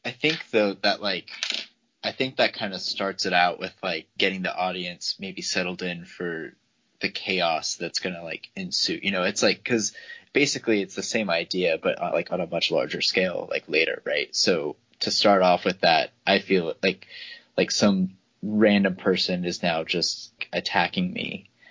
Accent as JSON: {"language": "English", "region": "Texas", "country": "United States", "said": "we are actually both from Texas"}